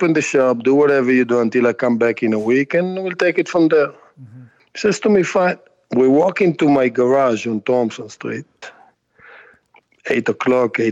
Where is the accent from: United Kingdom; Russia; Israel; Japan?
Israel; moved away as an adult; now in United States; growing up in Israel, my mother is a custom tailor